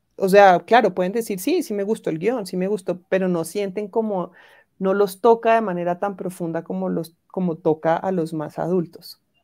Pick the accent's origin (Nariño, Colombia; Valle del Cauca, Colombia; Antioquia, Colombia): Valle del Cauca, Colombia; Cali; also born or lived in France; yo soy de Cali